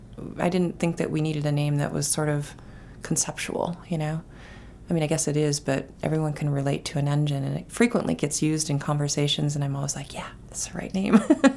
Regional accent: South Dakota, United States; now in Biddeford, United States; I grew up in a town that had a great downtown, and we spent a lot of time there. Our monolithic, you know, pieces of architecture were grain silos.

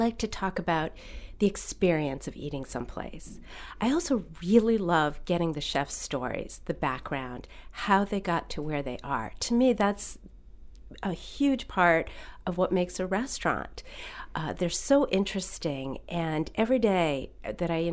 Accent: Massachusetts, United States; moved away as an adult; also born or lived in Maine; now in Yarmouth, United States; I'm from Massachusetts. I've been in Maine almost 14 years and spent all my summers here as a child

